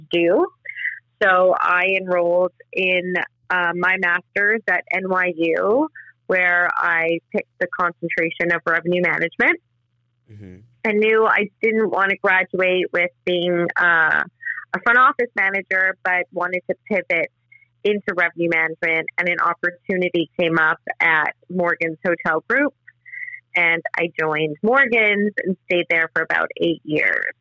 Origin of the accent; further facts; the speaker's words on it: Montreal, Quebec, Canada; moved away as an adult; also born or lived in Florida / New York City; my hometown of Montreal